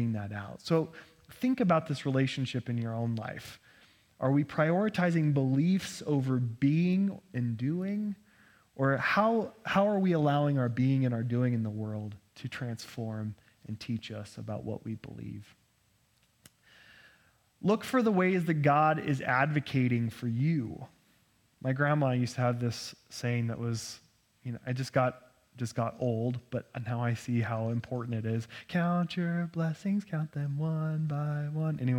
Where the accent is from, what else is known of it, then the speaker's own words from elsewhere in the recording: Nampa, Idaho, United States; I grew up in Nampa, and I thought Cathedral of the Rockies is where all the heretics went